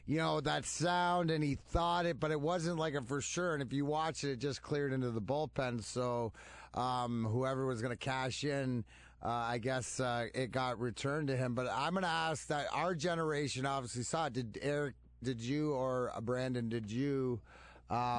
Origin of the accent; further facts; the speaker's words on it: Canada; I'm Canadian.